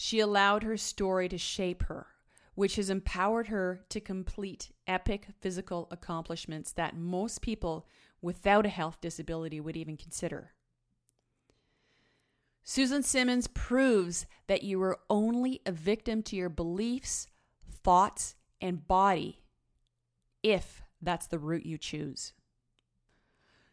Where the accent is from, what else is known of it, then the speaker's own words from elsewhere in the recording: Sechelt, British Columbia, Canada; moved away; my hometown in Sechelt